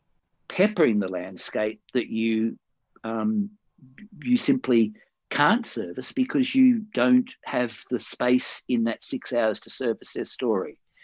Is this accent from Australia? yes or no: yes; Perth, Western Australia, Australia; moved away; I came over here from Perth in 79, a year after I'd been here. You know what I mean? The people from Perth in my past were in my past